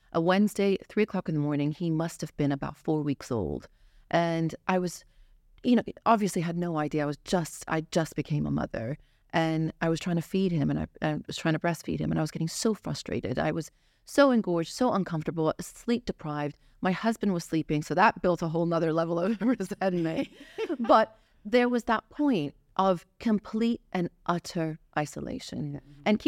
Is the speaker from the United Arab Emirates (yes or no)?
yes; Dubai, United Arab Emirates; also born or lived in Iraq; So I am Iraqi born. I grew up here in Dubai. So my family's been here for about 29 years.